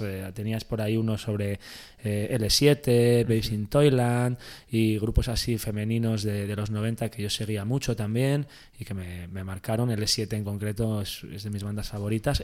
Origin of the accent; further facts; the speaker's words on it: Valladolid, Castile and León, Spain; en Valladolid, que es de donde soy yo